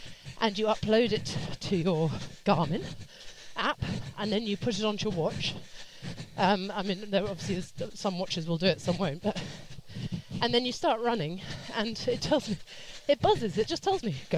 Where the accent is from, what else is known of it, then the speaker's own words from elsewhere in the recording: under the Heathrow flight path, London, United Kingdom; I grew up under the flight path as well.